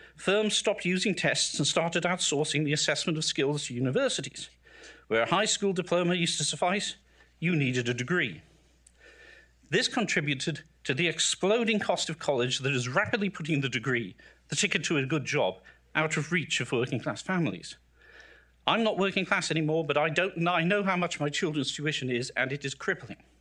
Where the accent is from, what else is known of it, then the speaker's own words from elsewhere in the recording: South Shields, North East England, United Kingdom; now in United States; I grew up in the industrial northeast of England, in the aspirational working class family